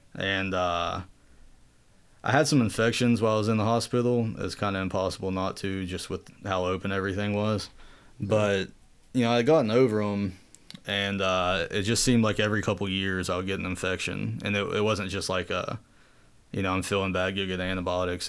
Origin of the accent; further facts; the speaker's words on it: Southern West Virginia, United States; moved away as an adult; also born or lived in Maryland / West Palm Beach, Florida; up to Southern West Virginia when I was two or three, you know, too young to remember. And that's where I, I was raised, uh, until I went to college.